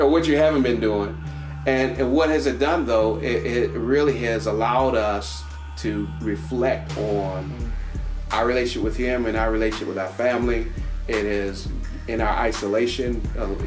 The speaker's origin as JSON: {"language": "English", "town": "Washington", "region": "District of Columbia", "country": "United States", "tie": "born or raised there", "moved": "yes", "said": "I grew up in Washington, D.C., and I lived in the community I lived in almost about 20 years, and I grew up in that community"}